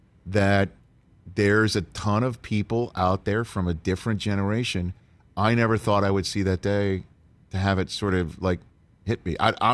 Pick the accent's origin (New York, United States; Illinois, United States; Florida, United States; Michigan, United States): New York, United States; New York City; I'm from Staten Island, New York, right?